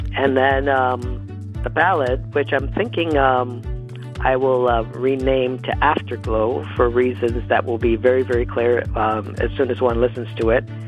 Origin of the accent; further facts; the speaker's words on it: Toronto, Ontario, Canada; I was born and raised in Toronto